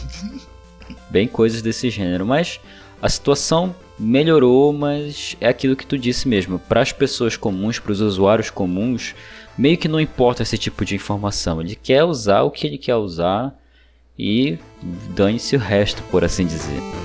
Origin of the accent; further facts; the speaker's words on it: Belém, Pará, Brazil; Eu, por exemplo, sou de Belém do Pará